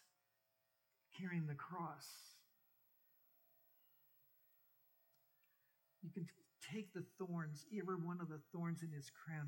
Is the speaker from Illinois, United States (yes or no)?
no; Major County, Oklahoma, United States; moved away as an adult; also born or lived in California / Kent, Ohio; I grew up in Major County in Oklahoma